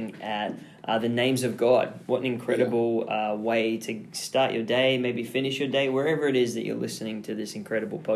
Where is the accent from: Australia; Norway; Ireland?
Australia; I grew up in Oz where it was basically like go free, run wild, climb whatever you want.